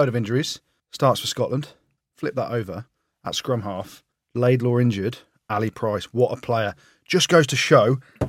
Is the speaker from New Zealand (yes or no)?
yes; New Zealand; Jim and Goody don't want to do it, but I'm a Kiwi.